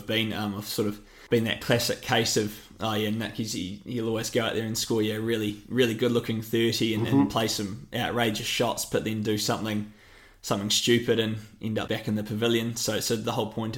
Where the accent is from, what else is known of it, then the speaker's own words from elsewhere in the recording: Canterbury, New Zealand; moved away; I'm a Kiwi